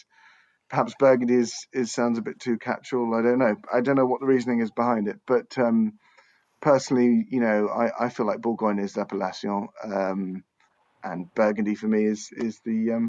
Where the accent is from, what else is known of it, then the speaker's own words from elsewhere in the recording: England, United Kingdom; I'm English